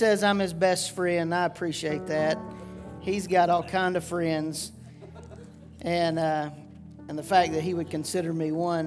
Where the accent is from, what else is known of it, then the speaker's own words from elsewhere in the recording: Georgetown, South Carolina, United States; I grew up in Georgetown, South Carolina